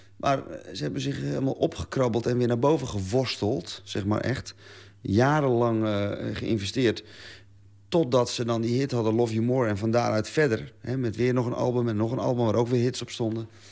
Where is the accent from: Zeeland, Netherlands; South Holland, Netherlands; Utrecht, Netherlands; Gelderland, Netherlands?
Zeeland, Netherlands; als Zeeuw